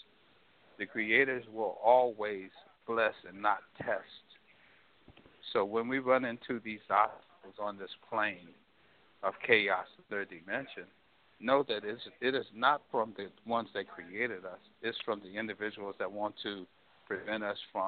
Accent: St. Louis, Missouri, United States; I grew up in St. Louis, Missouri.

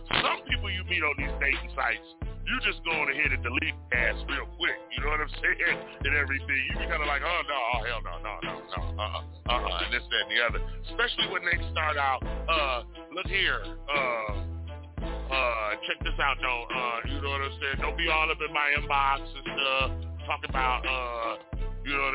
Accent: Richmond, California, United States; I was born and raised in Richmond, California

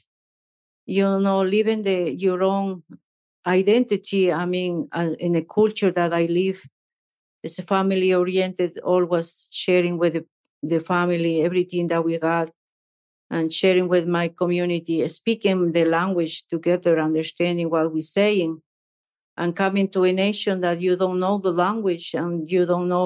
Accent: Ecuador; English is a second language; moved away as an adult; also born or lived in South Carolina, United States; now in United States; I grew up in Ecuador.

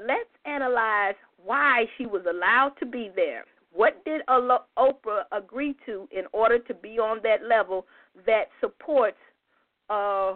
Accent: United States; a proud indigenous black woman here in the U.S.

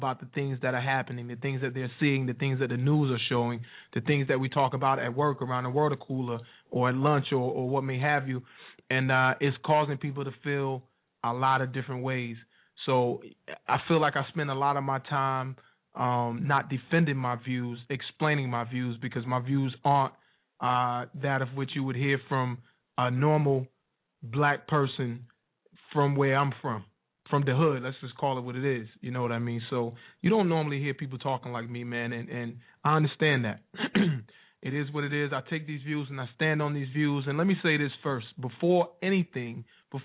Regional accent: Wilson, North Carolina, United States; Wilson, NC, my hometown.

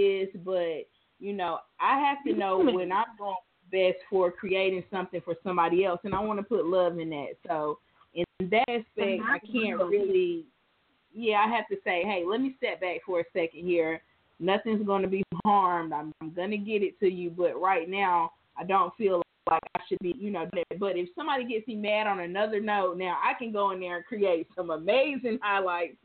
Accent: New York City, New York, United States; I grew up in New York. I was born in Queens

